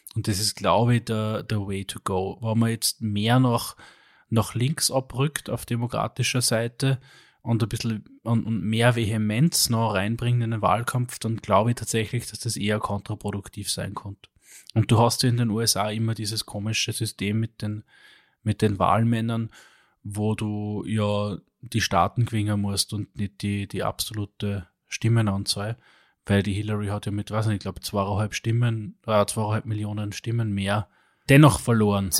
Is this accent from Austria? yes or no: yes; Upper Austria, Austria; als Oberösterreicher